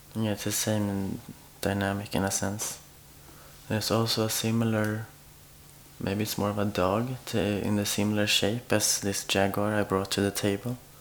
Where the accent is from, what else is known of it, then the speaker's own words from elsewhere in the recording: Sweden; moved away as an adult; now in Oslo, Norway; I'm from Sweden, and I've been living in Oslo since almost two years now.